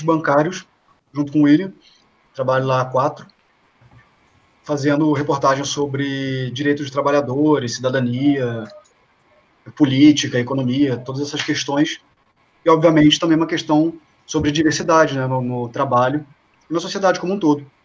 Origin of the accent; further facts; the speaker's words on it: Rio de Janeiro, Brazil; moved away as an adult; now in São Paulo, Brazil; sou do Rio de Janeiro, moro aqui em São Paulo há cinco anos